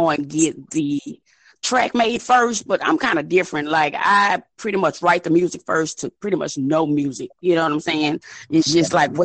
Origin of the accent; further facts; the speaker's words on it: Baton Rouge, Louisiana, United States; I'm originally from Baton Rouge, Louisiana.